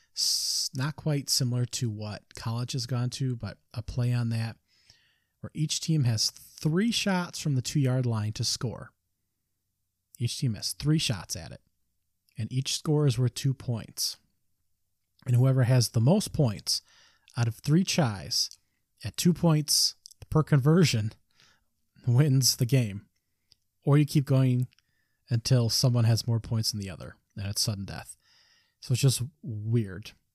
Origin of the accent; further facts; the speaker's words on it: Michigan, United States; it's my home state, Michigan